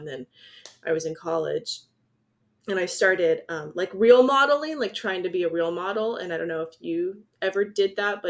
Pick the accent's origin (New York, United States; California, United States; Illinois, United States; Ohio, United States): California, United States; also born or lived in Iowa; I'm from Southern California.